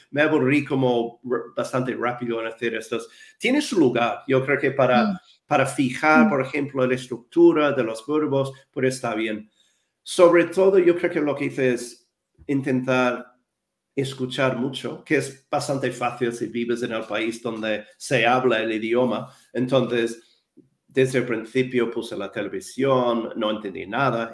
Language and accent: Spanish; Wellington, New Zealand; Spanish is a second language; moved away as an adult; also born or lived in London; now in Madrid, Spain; yo nací y crecí en Nueva Zelanda